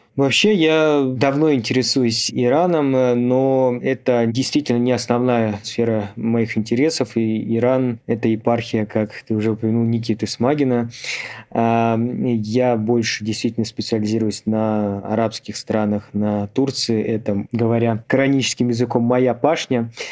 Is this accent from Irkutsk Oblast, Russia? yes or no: yes; Irkutsk Oblast, Russia; я сам из Иркутской области